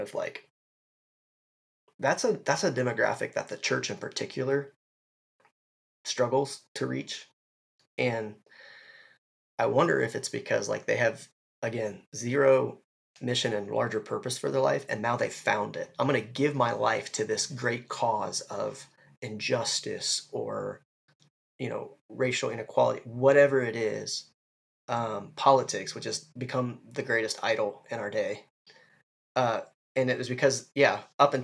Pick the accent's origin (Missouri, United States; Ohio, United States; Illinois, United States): Ohio, United States; I'm from Ohio